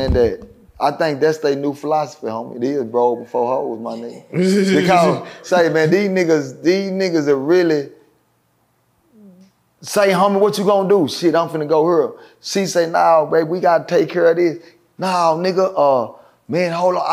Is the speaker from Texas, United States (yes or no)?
yes; Dallas, Texas, United States; I'm speaking from Dallas because it's where I'm from